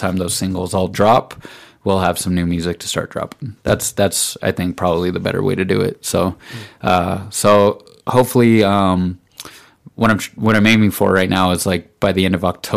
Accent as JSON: {"language": "English", "town": "Pueblo", "region": "Colorado", "country": "United States", "tie": "born or raised there", "said": "this is my hometown"}